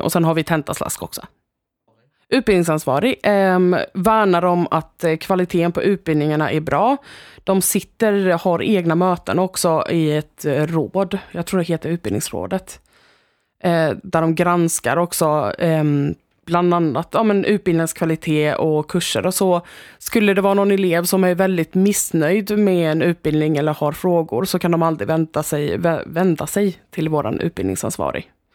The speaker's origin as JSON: {"language": "Swedish", "town": "Stockholm", "region": "Stockholm County", "country": "Sweden", "moved": "as an adult", "lives_now": "Växjö, Sweden", "said": "Jag kommer från Stockholm"}